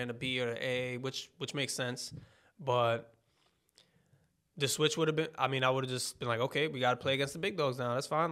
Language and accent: English; New York, United States; I'm from New York